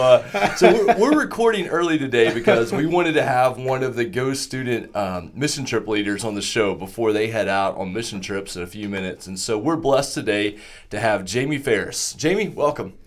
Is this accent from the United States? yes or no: yes; Southwest Oklahoma, United States; a little church I grew up in in Southwest Oklahoma